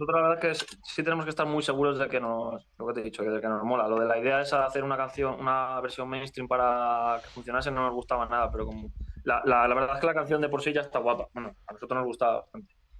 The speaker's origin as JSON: {"language": "Spanish", "region": "Community of Madrid", "country": "Spain", "lives_now": "Madrid, Spain", "said": "somos de un pueblo. nosotros somos eh, de varios sitios, pero alrededor de la zona, de la zona norte de Madrid, San Agustín de Guadalís, El Molar"}